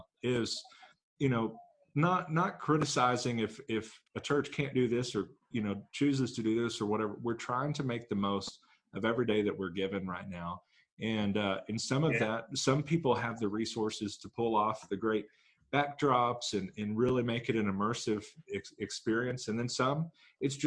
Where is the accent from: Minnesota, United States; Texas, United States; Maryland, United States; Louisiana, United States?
Texas, United States; Grand Prairie; moved away; Grand Prairie, Tejas, my hometown, where I got so many speeding tickets growing up